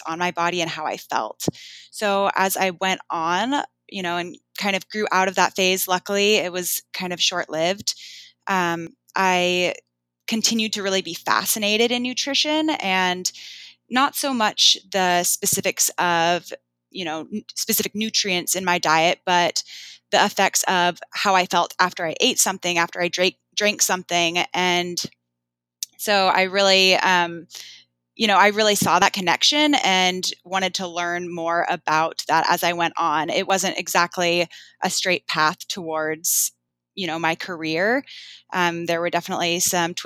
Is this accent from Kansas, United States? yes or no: no; Bainbridge Island, Washington, United States; growing up, you know, we didn't actually have that much money and we got a lot of our food from a shelter on Bainbridge called Helpline House.